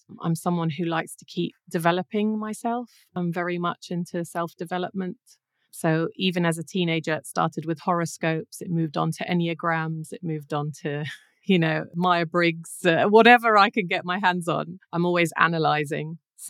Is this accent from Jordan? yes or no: yes; Jordan; moved away as an adult; also born or lived in Iran; So I grew up in Iran the first few years of my life. So I spoke English and Persian at the beginning. And then the revolution happened and I came back to Jordan. So my whole schooling was in Jordan.